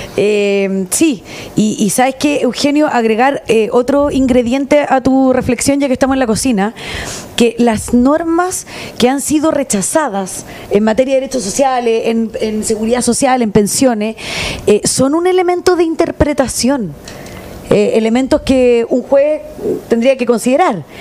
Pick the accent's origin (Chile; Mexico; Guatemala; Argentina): Chile